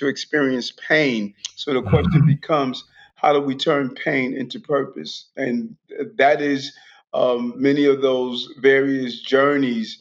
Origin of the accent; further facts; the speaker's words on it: New York City, New York, United States; also born or lived in Queens; I grew up in, I was born in Brownsville, Brooklyn